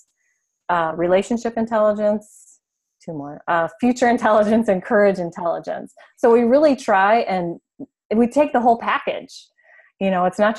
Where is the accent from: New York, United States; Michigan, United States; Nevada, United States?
Michigan, United States; also born or lived in California wine country; now in California, United States; I grew up in Michigan, and so I know what snow is all about